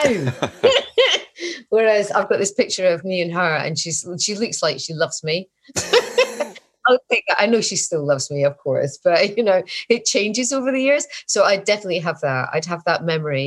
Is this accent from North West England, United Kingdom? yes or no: no; Scotland, United Kingdom; I'm Scottish, I'm getting old